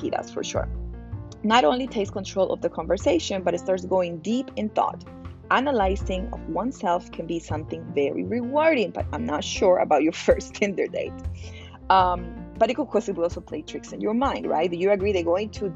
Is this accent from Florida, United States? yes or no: yes; Miami, Florida, United States; I'm from Miami